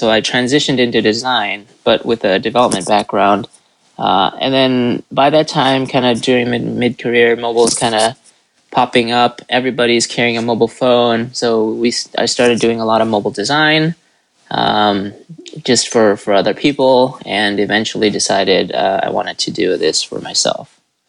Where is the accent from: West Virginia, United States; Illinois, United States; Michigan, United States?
Illinois, United States; Chicago; so I'm from Chicago. My wife and I had lived there for a long time, about 15 years, over 15 years.